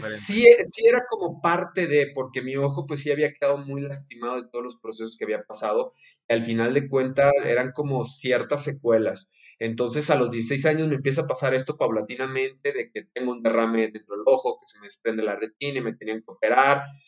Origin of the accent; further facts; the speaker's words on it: Durango, Mexico; also born or lived in Salamanca, Guanajuato; nacido en la ciudad de Salamanca, Guanajuato, pero por azares del destino, por trabajo de mi padre, yo caí a vivir a, Durango, así es que soy norteño a más no poder